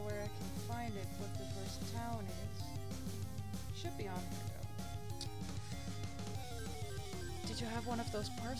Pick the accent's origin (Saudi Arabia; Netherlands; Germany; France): Netherlands; English is a second language; No, they never translated the Pokemon games in this country in Dutch.